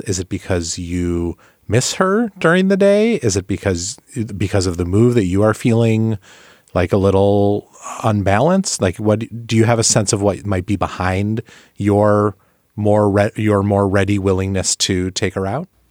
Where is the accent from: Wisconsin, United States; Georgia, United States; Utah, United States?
Wisconsin, United States; Milwaukee; now in Washington, D.C., United States; the Milwaukee Brewers, my hometown team